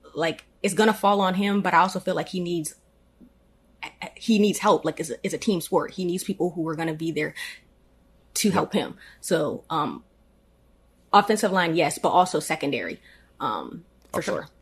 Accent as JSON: {"language": "English", "town": "Annapolis", "region": "Maryland", "country": "United States", "tie": "born or raised there", "said": "born and raised in Annapolis, Maryland. Um, been here forever."}